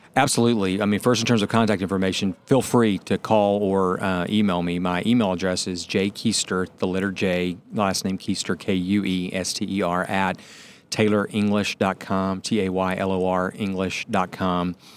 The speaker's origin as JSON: {"language": "English", "town": "Atlanta", "region": "Georgia", "country": "United States", "said": "since I'm from Atlanta"}